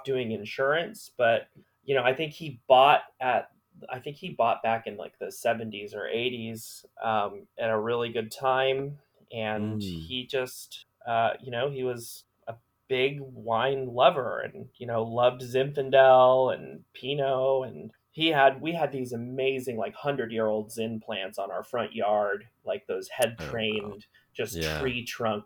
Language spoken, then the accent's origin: English; Orange County, California, United States; moved away as an adult; also born or lived in Queens, New York; I grew up in Orange County predominantly